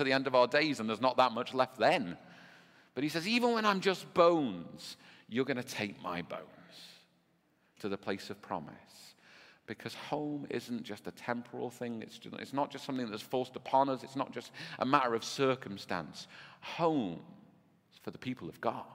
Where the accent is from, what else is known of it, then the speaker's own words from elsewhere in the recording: Birkenhead, North West England, United Kingdom; also born or lived in Nicaragua; I grew up, you know, in Bebbington and then in Oxton